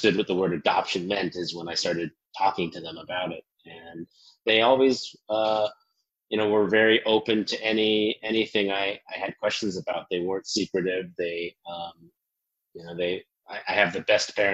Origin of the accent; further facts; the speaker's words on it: Bartlesville, Oklahoma, United States; moved away as an adult; also born or lived in Seoul, South Korea; I grew up in Oklahoma, in a little town called Bartlesville